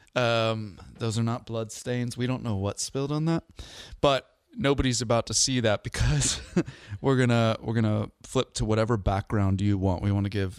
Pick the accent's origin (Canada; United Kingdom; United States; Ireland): United States; outside of Seattle, Washington; I grew up outside of Seattle